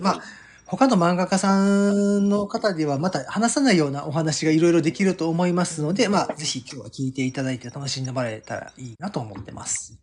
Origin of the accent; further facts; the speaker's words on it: Osaka, Japan; 1975年に、まあまあ、あの、大阪で生まれて